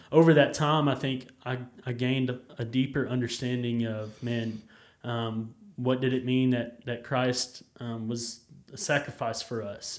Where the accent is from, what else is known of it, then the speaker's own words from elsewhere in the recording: Jacksonville, Texas, United States; I grew up in Jacksonville, Texas, just about an hour from here